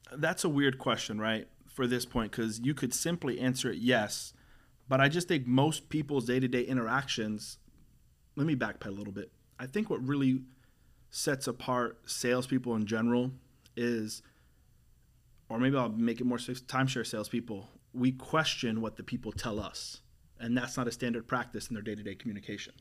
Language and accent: English; St. Cloud, United States; I was raised in Saint Cloud for twenty years